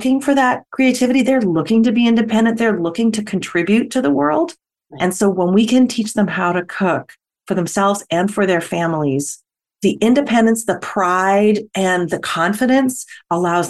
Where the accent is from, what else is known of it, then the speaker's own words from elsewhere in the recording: Canada; I'm Canadian